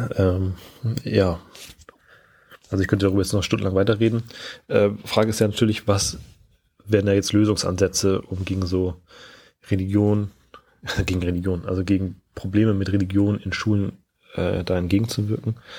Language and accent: German; Schleswig-Holstein, Germany; moved away as an adult; also born or lived in Lower Saxony; Ich komme gebürtig aus Schleswig-Holstein